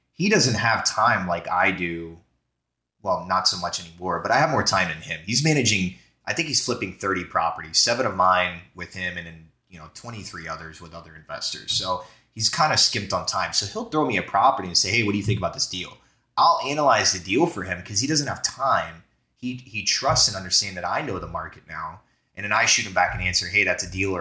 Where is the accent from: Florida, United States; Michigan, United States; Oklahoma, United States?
Florida, United States; moved away; also born or lived in New Jersey; I'm from Florida originally.